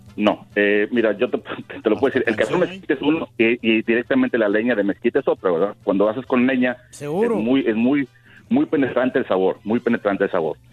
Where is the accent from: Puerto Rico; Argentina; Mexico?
Mexico; Reynosa, Tamaulipas; yo nací en Reynosa